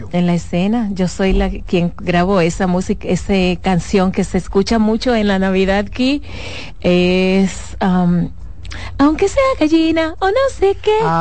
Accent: Dominican Republic; yo soy dominicana

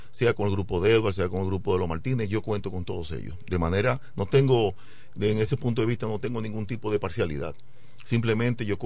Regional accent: La Romana, Dominican Republic; como amo la romana, también he criticado, no a la romana, sino a, las, aquellas, cosas que afectan a mi pueblo romana, como la luz, el agua, la basura, el caos, el transporte público

